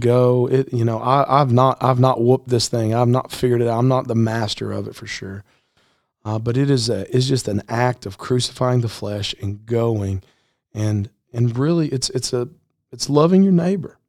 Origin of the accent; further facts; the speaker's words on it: Middle Tennessee, United States; I grew up here in Middle Tennessee